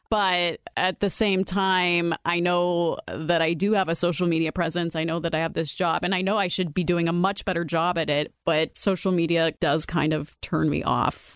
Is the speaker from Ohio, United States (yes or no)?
yes; Youngstown, Ohio, United States; moved away as an adult; also born or lived in Columbus, Ohio; now in Dublin, United States; I grew up in Youngstown in a predominantly black neighborhood, a poor neighborhood.